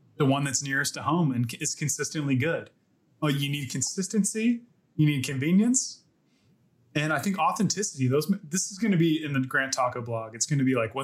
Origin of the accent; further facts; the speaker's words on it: Ohio, United States; now in Texas, United States; I grew up in Ohio